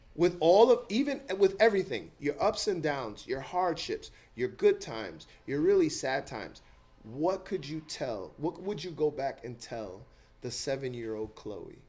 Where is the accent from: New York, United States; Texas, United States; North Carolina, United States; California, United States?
New York, United States; New York City; I grew up in Eastchester Projects